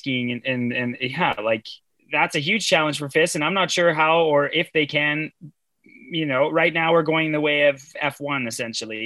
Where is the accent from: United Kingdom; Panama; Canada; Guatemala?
Canada; as a Canadian